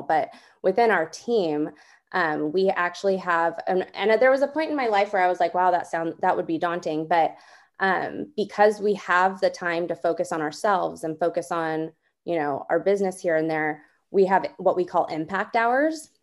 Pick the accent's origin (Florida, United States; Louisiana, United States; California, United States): California, United States; Southern; moved away as an adult; now in Northern California, United States; I'm originally from Southern California